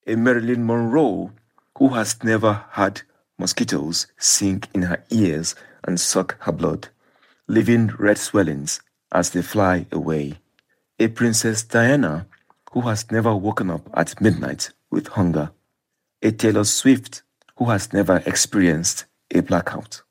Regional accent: Nigeria; when I was growing up in Nigeria

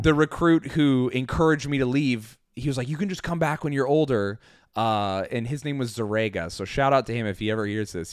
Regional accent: Flowell, Utah, United States; moved away; also born or lived in New York; I grew up in Utah

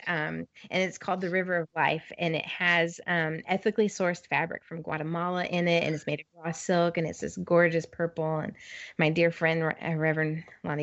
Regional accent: California, United States; now in Overland Park, United States; I was born in California, much family in California

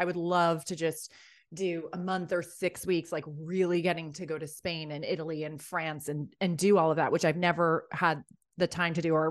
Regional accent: Ireland; I'm from Ireland. I lived there as a kid.

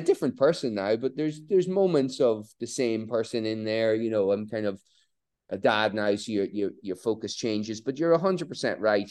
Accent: Border counties, Ireland; growing up in Ireland, eh, on the, in the border counties during the Troubles

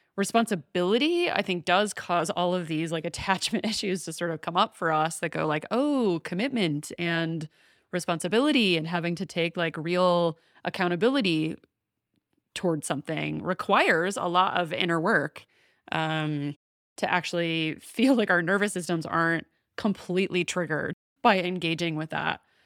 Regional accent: the South, United States; I grew up in the South

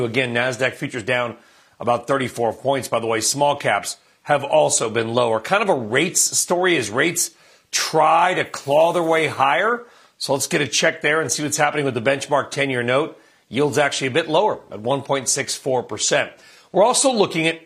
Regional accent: California, United States; I'm from California

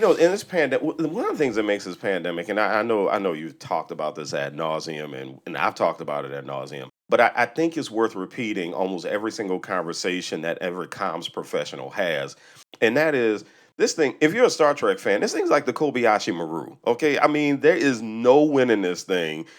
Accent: New Orleans, Louisiana, United States; I grew up in New Orleans, a predominantly black city, about sixty percent black.

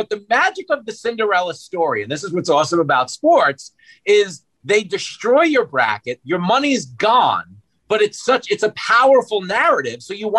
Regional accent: Long Island, New York, United States; I grew up on Long Island

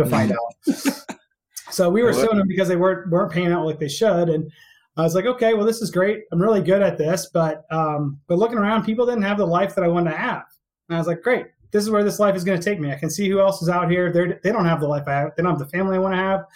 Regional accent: Houston, Texas, United States; moved away as an adult; also born or lived in Albany, New York; I was born and raised in Texas, out in Houston

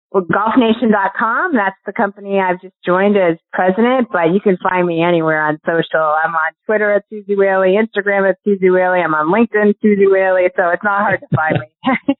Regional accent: Syracuse, New York, United States; I grew up in Syracuse, New York

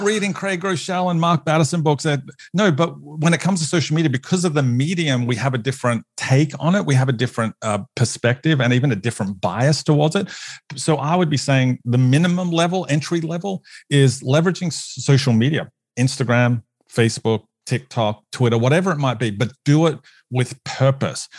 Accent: Australia; moved away as an adult; now in United States; as an Australian on staff

